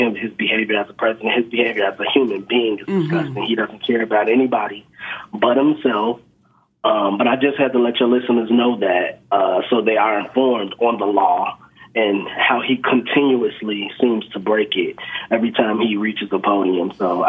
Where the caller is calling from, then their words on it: Chicago, Illinois, United States; I'm calling from Chicago, and I'm a postal worker.